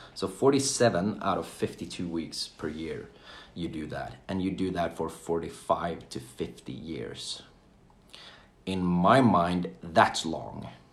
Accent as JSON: {"language": "English", "town": "Jönköping", "region": "Jönköping County", "country": "Sweden", "tie": "born or raised there", "said": "I'm from Sweden I was born and raised in a small town called Jönköping"}